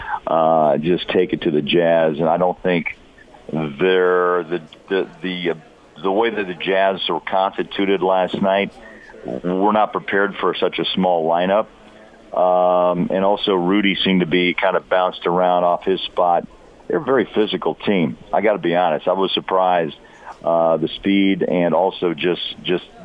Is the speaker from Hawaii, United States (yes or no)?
no; Kansas City, Missouri, United States; growing up in Kansas City